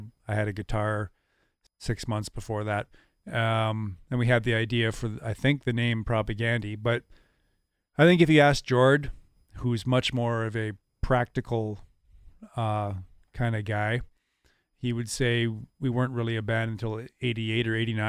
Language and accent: English; Portage la Prairie, Manitoba, Canada; also born or lived in Cold Lake, Canada / Germany / Ottawa, Canada / Canberra, Australia; for a military kid. And it's where I had my most formative experiences, I think. So I say I'm from Portage when people ask.